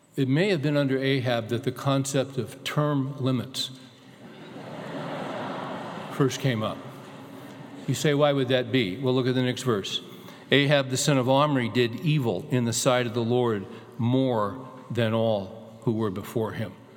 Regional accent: California, United States; moved away as an adult; also born or lived in Arkansas; was born and raised in California

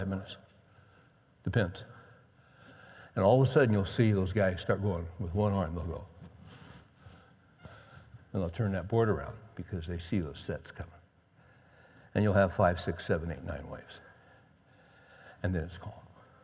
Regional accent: West Coast, United States; I grew up on the West Coast

